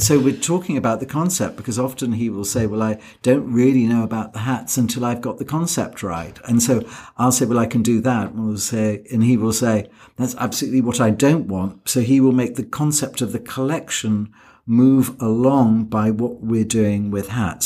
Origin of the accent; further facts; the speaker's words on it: United Kingdom; I'm British